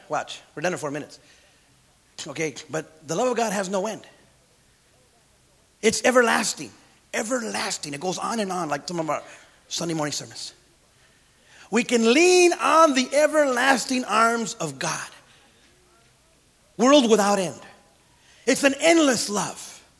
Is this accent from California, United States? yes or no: yes; Santa Paula, California, United States; Hey, Holmes, where are you from? Santa Paula. And I had love for my friends. I still love them. Some of you got into Santa Paula with me.